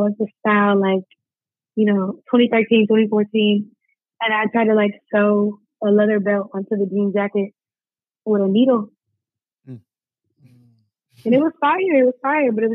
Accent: Madison, Alabama, United States; I am from Madison, Alabama. You know, born and raised. Not born, but raised, for sure.

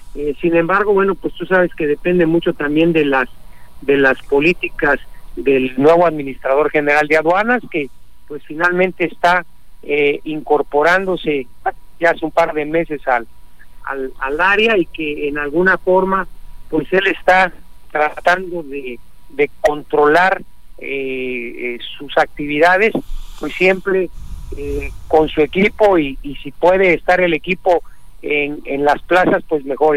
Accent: Mexico; todos somos mexicanos

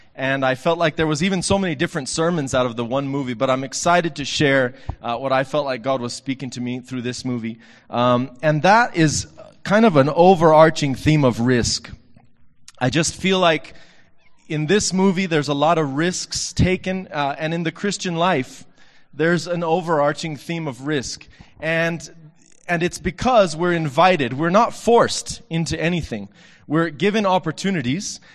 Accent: Texas, United States; from my hometown, Texas

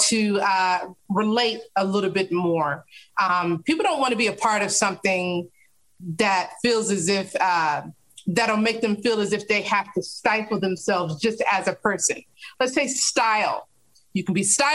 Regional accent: Tennessee, United States; also born or lived in Kentucky / North Carolina; now in Orlando, United States; I was born in Kentucky, raised in Tennessee. All of my family is from North Carolina

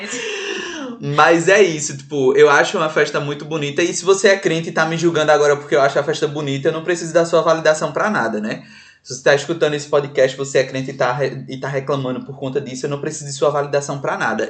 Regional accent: Salgueiro, Pernambuco, Brazil; now in Recife, Brazil; eu cheguei aqui em Recife, que eu sou do interior de, de, de Pernambuco, sou de Salgueiro, sertão

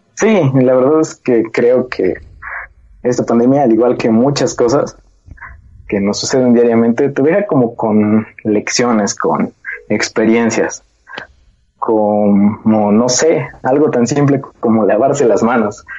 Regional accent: Mexico; como mexicanos somos un poco rebeldes

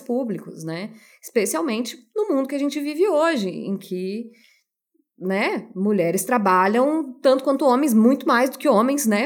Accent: Brazil; a gente cresce na nossa cultura brasileira

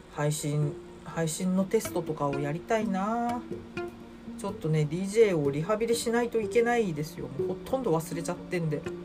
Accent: Sapporo, Hokkaido, Japan; now in Tokyo, Japan; うちの実家から送られ札幌から送られてきて

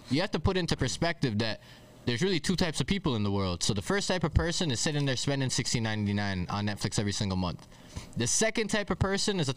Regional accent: Toronto, Ontario, Canada; from Toronto. I'm from Scarborough, so for those of you that know where that is in in the city, or from the borough

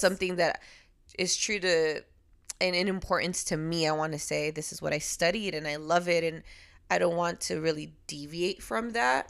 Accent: Los Angeles, California, United States; also born or lived in Puerto Rico; I was raised in L A, so I do fully rep both

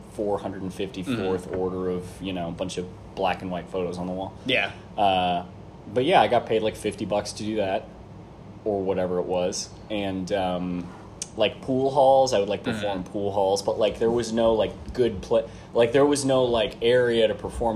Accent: Kansas City, Missouri, United States; also born or lived in Springfield, Missouri; I grew up in Kansas City. I went to high school in Kansas

